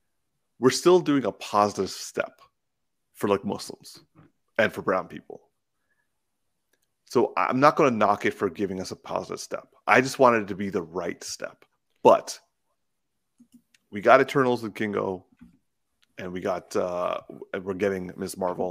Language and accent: English; Canada; He's a white Canadian. Like that, we're I'm a Canadian too.